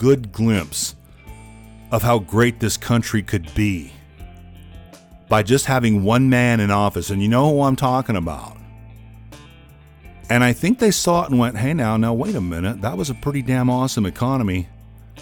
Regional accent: Bay Area, Northern California, United States; I'm from the Bay Area. I was born and raised there

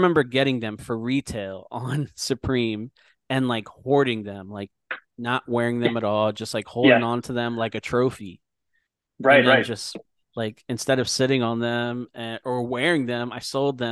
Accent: Philadelphia, Pennsylvania, United States; I grew up in Philadelphia

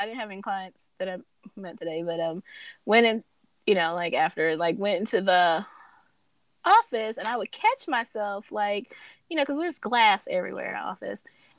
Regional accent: California, United States; I came from California with my press and curl

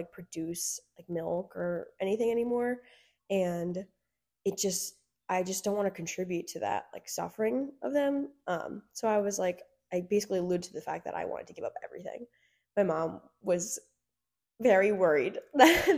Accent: Byron, New Jersey, United States; I'm from Byron, New Jersey

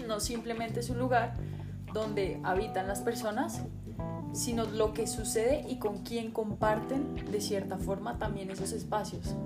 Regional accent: Bogotá, Colombia; yo vivo en Bogotá, pero no solo vivo en Bogotá, sino que yo soy habitante de Bogotá

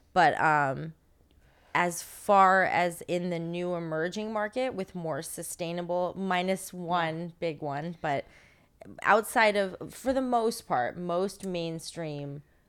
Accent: California, United States; I came from Northern California, and in Northern California, I wouldn't say the same.

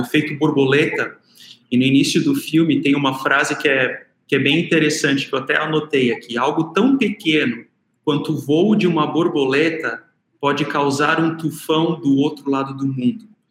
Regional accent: South Region, Brazil; moved away; na cidade onde que eu nasci e cresci, lá no Sul

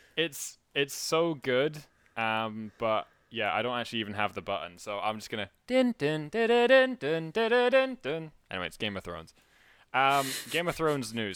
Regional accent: Scotland, United Kingdom; most people know that I'm Scottish

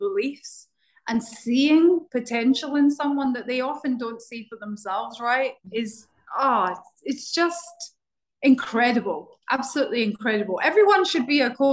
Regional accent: Glasgow, Scotland, United Kingdom; now in Barbados; So I grew up in Scotland in a town called Glasgow

